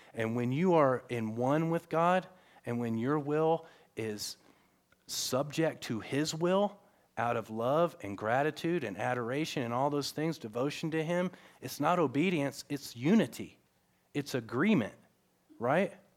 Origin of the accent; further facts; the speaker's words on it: the South, United States; I grew up in the South